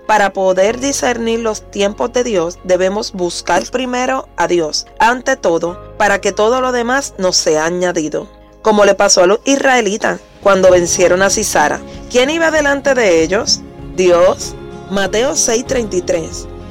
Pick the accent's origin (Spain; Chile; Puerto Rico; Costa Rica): Puerto Rico; Soy mujer cristiana, puertorriqueña.